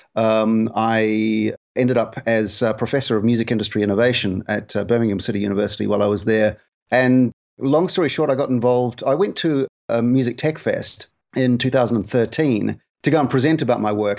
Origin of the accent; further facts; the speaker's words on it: New Zealand; moved away as an adult; also born or lived in United Kingdom; I'm from New Zealand originally, where I was in radio for a long time